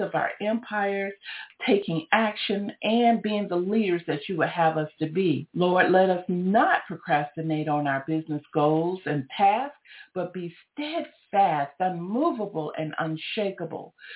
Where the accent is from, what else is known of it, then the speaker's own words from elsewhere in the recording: Georgia, United States; I'm from Georgia